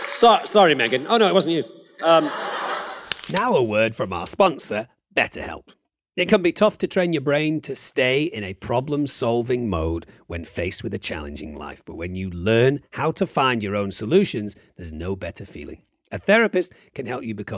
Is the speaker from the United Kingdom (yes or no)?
yes; England, United Kingdom; I'm English